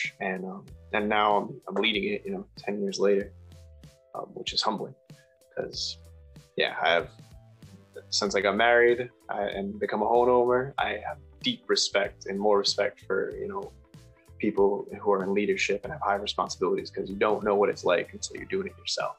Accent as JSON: {"language": "English", "region": "Rhode Island", "country": "United States", "moved": "as an adult", "lives_now": "Massachusetts, United States", "said": "I'm from Rhode Island and moved to Mass just a few years ago"}